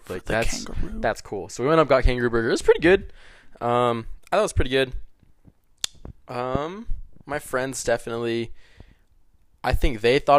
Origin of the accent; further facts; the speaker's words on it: Salt Lake City, Utah, United States; I'm just from Salt Lake.